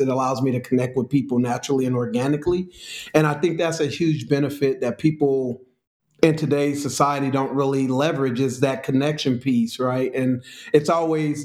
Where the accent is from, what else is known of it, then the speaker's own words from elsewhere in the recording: California, United States; moved away as an adult; also born or lived in Chicago; Born and raised on the West Coast in California.